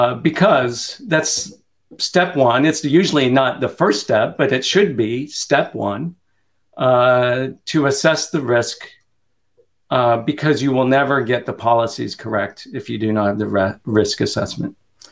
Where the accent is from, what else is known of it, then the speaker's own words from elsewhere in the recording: Kansas, United States; And so my brother in Kansas, right? I grew up in Kansas.